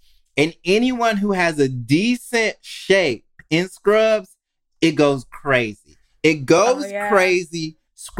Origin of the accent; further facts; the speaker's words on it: Mississippi, United States; the first time I saw a gun in Mississippi, I think I was 4